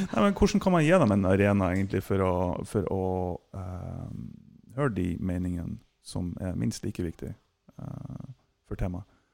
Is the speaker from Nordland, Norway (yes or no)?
yes; Mo i Rana, Nordland, Norway; jeg er født på Båsmo.